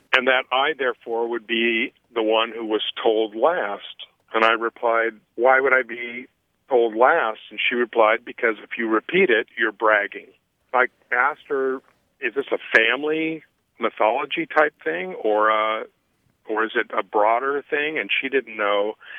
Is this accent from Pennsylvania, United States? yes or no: no; Hanford, California, United States; I was born in the Central Valley, a little town called Hanford